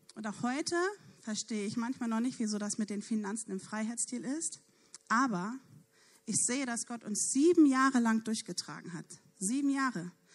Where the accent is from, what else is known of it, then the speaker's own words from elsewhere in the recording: Neumünster, Schleswig-Holstein, Germany; ich komme ja nun aus Neumünster